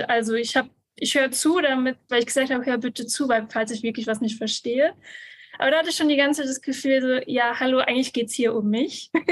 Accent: Bavaria, Germany; ich komme aus Bayern, bin 29 Jahre alt

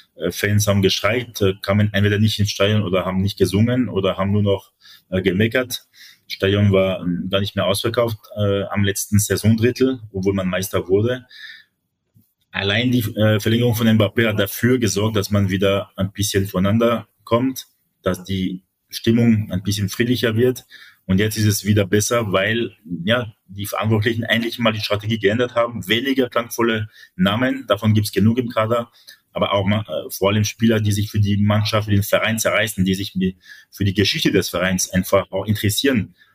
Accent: France; das sage ich als Franzose

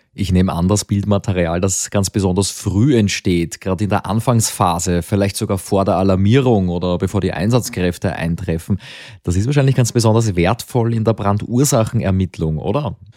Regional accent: Lower Austrian, Austria; Als Niederösterreicher

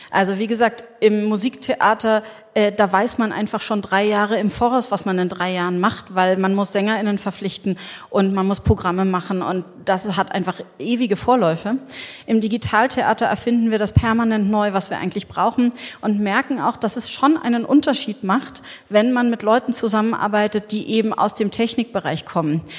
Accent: Berlin, Germany; Also ähm, ich bin mit 18 in Berlin. Ich komme aus Berlin und da bin ich so mit 18 in den CCC so rein diffundiert.

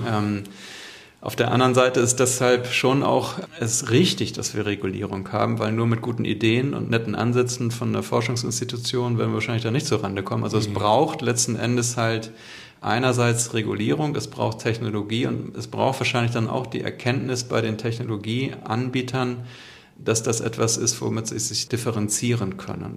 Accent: Hamburg, Germany; ich komme ja aus Hamburg und haben unser hanseatisches Understatement

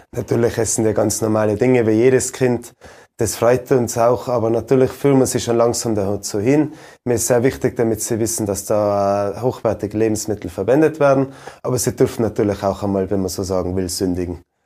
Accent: Ischgl, Tyrol, Austria; meinen Heimatort

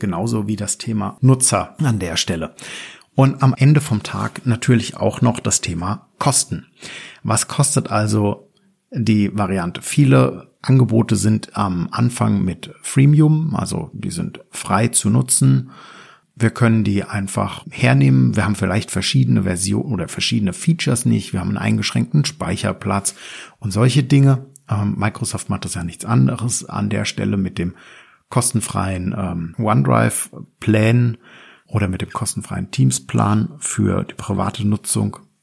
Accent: Germany; bei uns in Deutschland

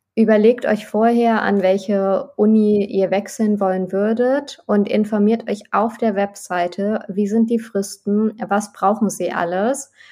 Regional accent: North Rhine-Westphalia, Germany; Ich wollte einfach näher nach Nordrhein-Westfalen in meine Heimat zurück

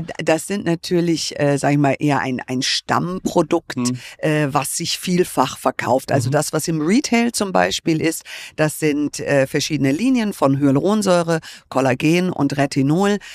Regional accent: United States; moved away; ich bin ja Amerikanerin

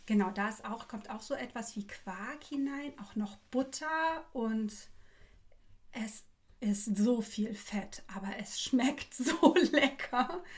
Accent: Frankfurt, Hesse, Germany; ich wurde ja in Frankfurt geboren

